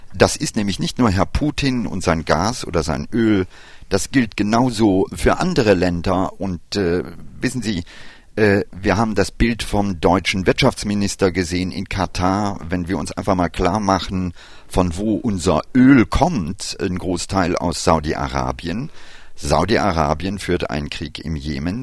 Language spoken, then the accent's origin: German; India; moved away; mein Vater ist Inder. Ich habe meine Kindheit in Indien verlebt